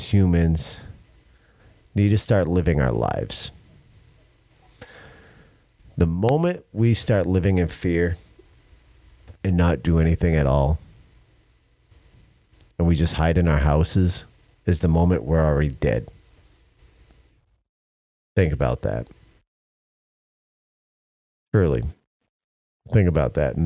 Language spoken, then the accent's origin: English; United States; as American